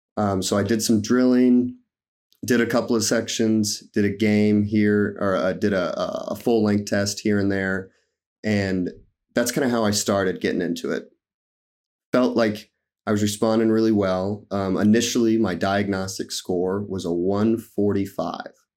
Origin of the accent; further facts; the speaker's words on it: Nebraska, United States; I'm from Nebraska